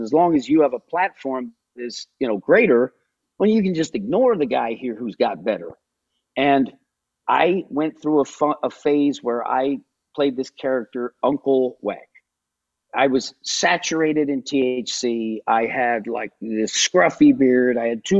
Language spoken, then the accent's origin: English; New Jersey, United States; I'm from New Jersey. It's still my favorite exercise.